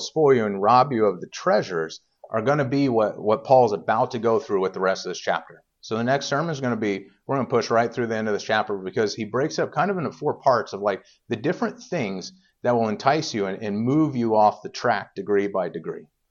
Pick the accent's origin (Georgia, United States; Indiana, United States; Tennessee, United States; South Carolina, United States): Indiana, United States; moved away; I grew up in Indiana, but everybody, you know, was kind of, I don't know, Southern over there